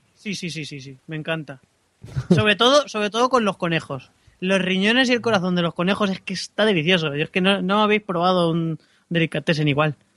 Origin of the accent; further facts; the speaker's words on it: Castilla-La Mancha, Spain; moved away as an adult; hasta que no salí de mi pueblo con 18 años